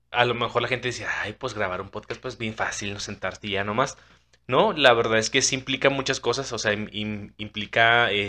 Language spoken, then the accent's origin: Spanish; Chile; pero también como chilena también nos cuestionamos y, eso también ayuda a que se reafirme lo que tú crees verdaderamente, ¿no?